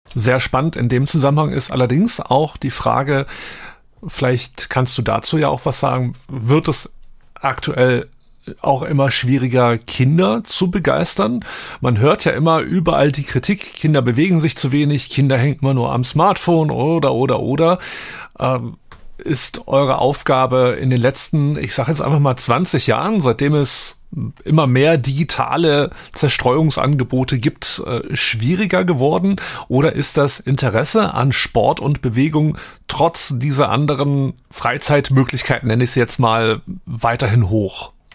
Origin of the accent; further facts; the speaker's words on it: Wolfsburg, Lower Saxony, Germany; moved away as an adult; now in Hamburg, Germany; Ich bin ja in Heiligendorf groß geworden